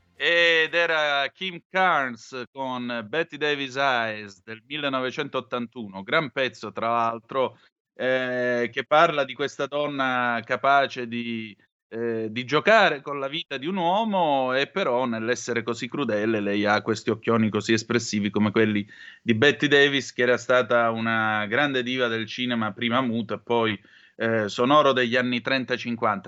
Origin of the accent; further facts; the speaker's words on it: Vibo Valentia, Calabria, Italy; moved away as an adult; io sono di Vibo Valencia e come vede parlo così